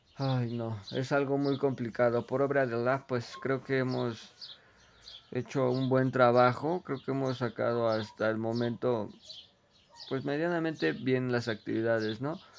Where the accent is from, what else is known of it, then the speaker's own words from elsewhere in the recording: Mexico; also born or lived in Ecatepec, State of Mexico; como buen mexicano